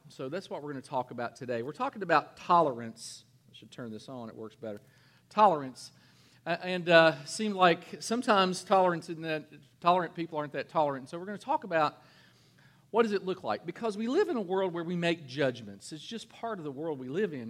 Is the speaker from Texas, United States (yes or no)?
no; Kentucky, United States; I'm from Kentucky.